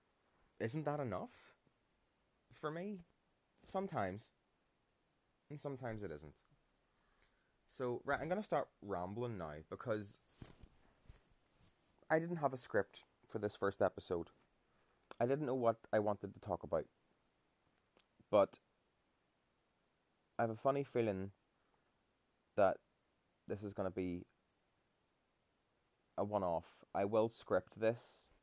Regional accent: Ireland; as Irish people

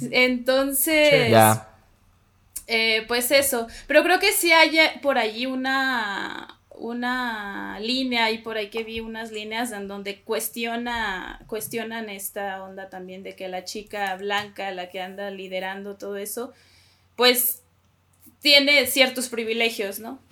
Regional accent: Coahuila, Mexico; now in Mexico City, Mexico; soy de Coahuila, sí, soy norteña y ahorita vivo en la Ciudad de México.

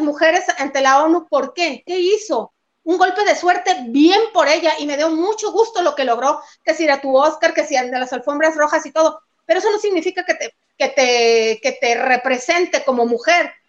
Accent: Mexico

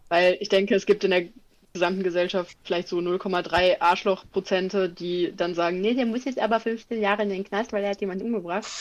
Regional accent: Germany; ich bin Deutscher

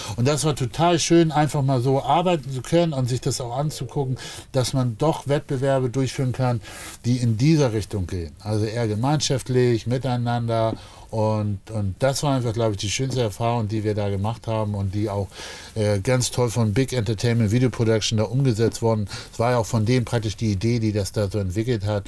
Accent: Hamburg, Germany; als Hamburger und ich tatsächlich schon von Kindesbeinen eigentlich HSV-Fan und bin ah. natürlich ah. hier auch im, äh, im Viertel groß geworden.

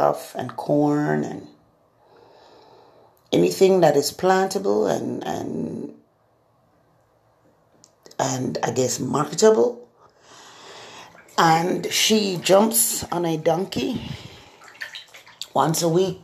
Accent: Jamaica; now in Florida, United States; I grew up in Jamaica

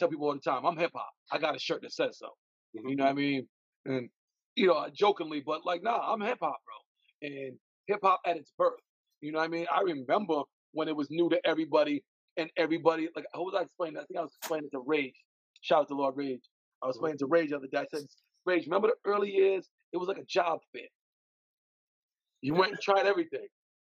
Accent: Providence, Rhode Island, United States; I was born on Dudley Street.

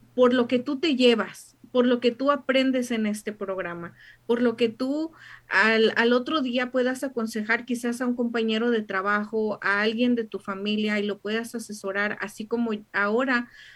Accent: Mexico; now in United States; yo como buena mexicana

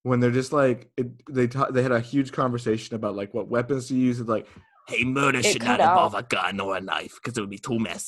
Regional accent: United States; we're all from Massachusetts and Connecticut

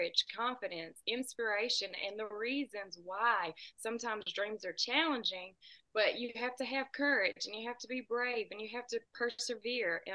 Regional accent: United States; I'm about 2 hours south of Nashville

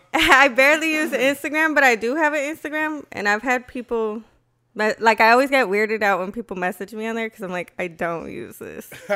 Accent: Aurora, Colorado, United States; I grew up on West Side.

